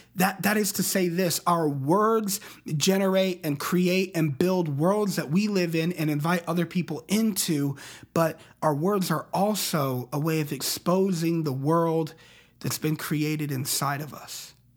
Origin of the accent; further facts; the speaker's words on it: Colorado Springs, Colorado, United States; I grew up in Colorado Springs, Colorado